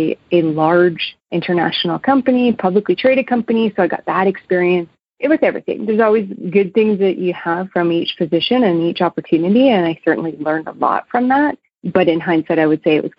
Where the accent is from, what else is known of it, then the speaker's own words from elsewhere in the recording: Manitoba, Canada; also born or lived in Lethbridge, Alberta; now in Calgary, Canada; I grew up in Manitoba